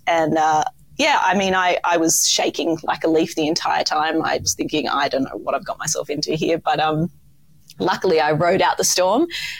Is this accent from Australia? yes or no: yes; Sydney, New South Wales, Australia; Oh, I didn't know there were such good restaurants in Sydney, like for my hometown. And then I just got that call to home, as we do, back to our beaches and back to the warm environment of Australia.